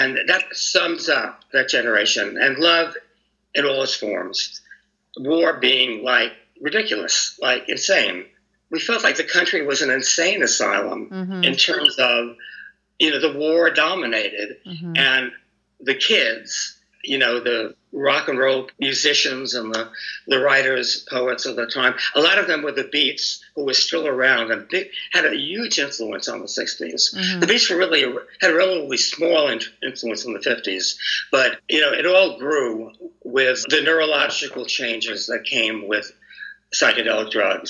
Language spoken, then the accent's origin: English; New York, United States; now in San Francisco, United States; And I came to San Francisco from New York.